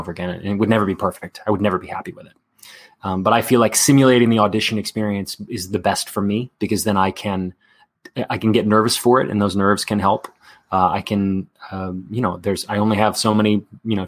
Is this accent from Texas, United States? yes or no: yes; Dallas, Texas, United States; moved away as an adult; also born or lived in New York City / Los Angeles; I grew up in Dallas